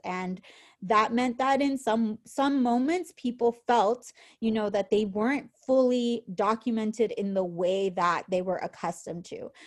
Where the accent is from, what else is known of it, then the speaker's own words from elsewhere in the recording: San Francisco, California, United States; moved away as an adult; now in Wisconsin, United States; we're from San Francisco